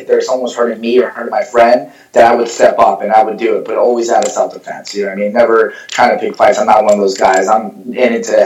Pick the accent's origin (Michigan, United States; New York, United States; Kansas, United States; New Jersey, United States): New Jersey, United States; Ramsey; also born or lived in Passaic, New Jersey; now in Paterson, United States; I'm from Jersey. Born and raised in Jersey. I was born in Passaic. I grew up most of my life in Ramsey and graduated high school from there.